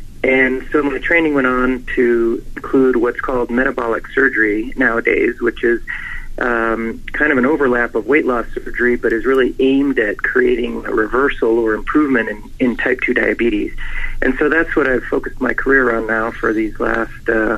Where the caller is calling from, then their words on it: Reno, Nevada, United States; also born or lived in San Francisco; Reno, Nevada. I'm faculty here at the University of Nevada School of Medicine, and right here in Reno